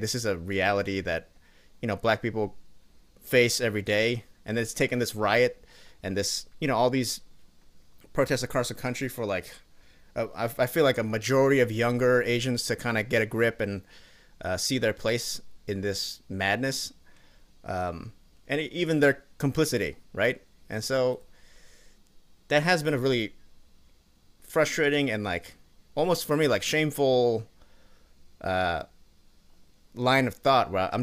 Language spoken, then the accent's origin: English; Seattle, Washington, United States; growing up in Washington, I grew up around Seattle